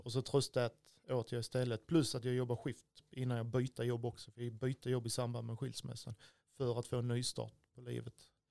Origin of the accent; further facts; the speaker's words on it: Stidsvig, Skåne, Sweden; also born or lived in Örkelljunga area (born in Örsjö); Och sen är jag uppvuxen i Stidsvig utanför Klippan